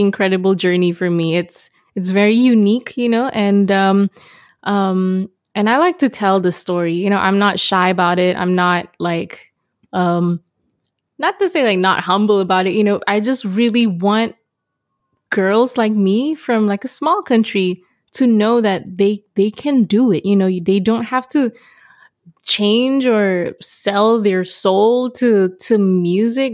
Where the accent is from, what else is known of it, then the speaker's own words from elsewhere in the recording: Malaysia; growing up in Malaysia, trying to make it into the international music scene